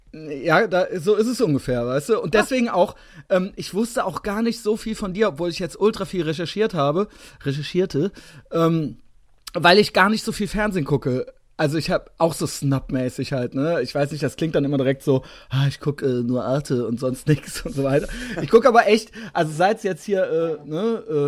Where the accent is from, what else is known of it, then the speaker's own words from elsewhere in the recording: Koblenz, Rhineland-Palatinate, Germany; also born or lived in Cologne; Ich komme aus der Großstadt. Ich komme aus 120.000 Einwohner Koblenz